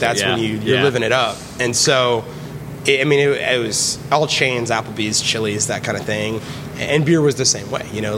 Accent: St. Petersburg, Florida, United States; also born or lived in Memphis, Tennessee; I grew up here in St. Petersburg

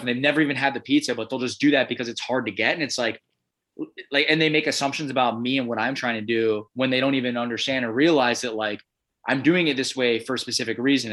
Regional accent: Illinois, United States; also born or lived in Chicago / Milwaukee, Wisconsin / Minneapolis, Minnesota; now in Portland, United States; I'm from Illinois

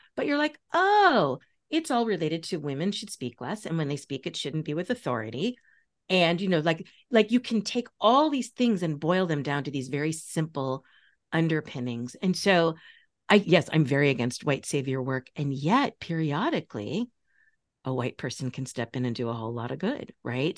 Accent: Long Island, New York, United States; you grew up fifteen miles from me. Like, we are both from Long Island

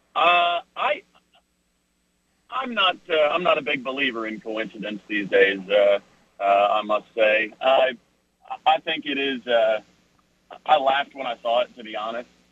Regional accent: Minnesota, United States; my hometown Vikings

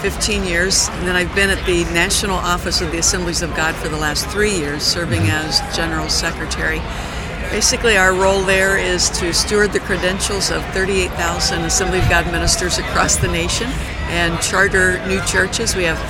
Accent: Struthers, Ohio, United States; I was born and raised in Struthers, right across the road from Boardman.

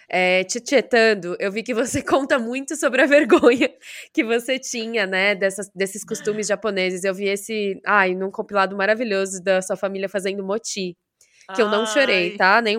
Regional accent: Brazil; Essa mistura que tem no Brasil sempre falam que ou eu sou mexicana ou eu sou filipina. Nunca falam de eu ser brasileira.

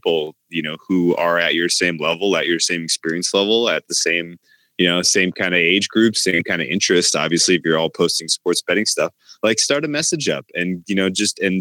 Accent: California, United States; I'm from California

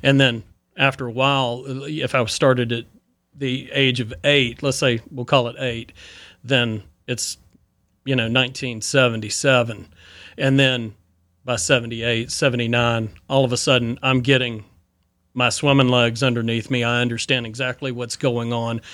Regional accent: Boone, North Carolina, United States; from Boone, growing up in Boone

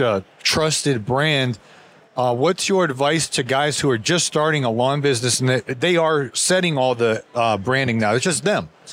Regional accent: Ohio, United States; now in Georgia, United States; I moved to Georgia to get away from it. I grew up in Ohio

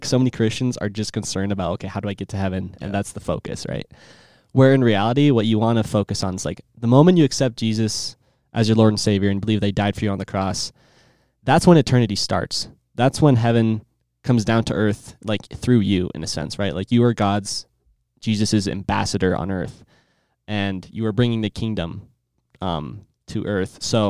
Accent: Iowa, United States; with an A. I'm sure. I'm 13 from Iowa.

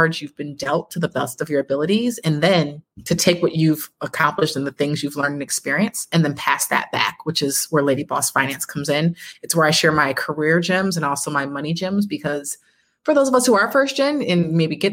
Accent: Buffalo, New York, United States; I was born and raised in Buffalo, New York

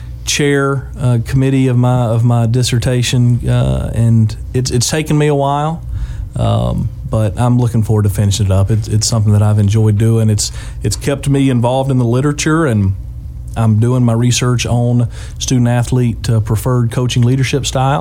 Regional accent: Southside, Alabama, United States; I told her I was from Southside, she thought I meant Southside of Birmingham. And I had to let her know that was Southside of Gadsden in Etowah County, Northeast Alabama.

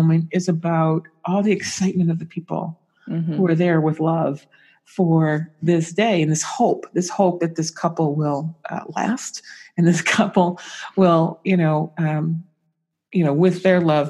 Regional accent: San Francisco, California, United States; I'm from San Francisco

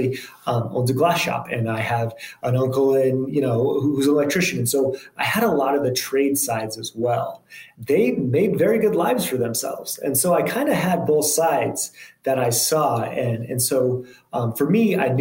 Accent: Boulder, Colorado, United States; also born or lived in Memphis, Tennessee; I grew up in Boulder, Colorado, and kind of spent close to my whole childhood there. Spent a little bit of time in Memphis, Tennessee

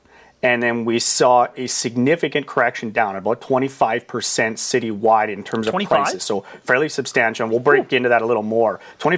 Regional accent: Saskatchewan, Canada; I called it Bald Prairie Real Estate as a play on the fact that I have no hair and I'm from Saskatchewan.

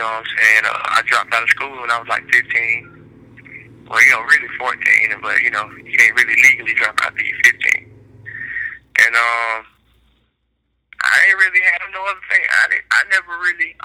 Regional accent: Decatur, United States; I'm from Decatur.

